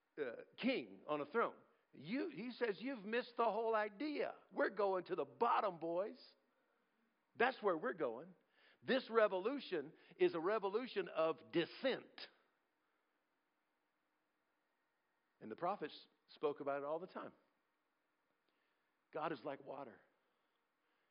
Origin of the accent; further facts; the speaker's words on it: United States; I'm also an American.